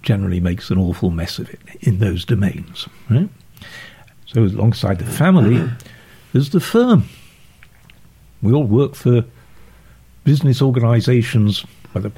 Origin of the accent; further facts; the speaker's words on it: Sheffield, Yorkshire and the Humber, United Kingdom; moved away; also born or lived in Oxford; I grew up in Sheffield.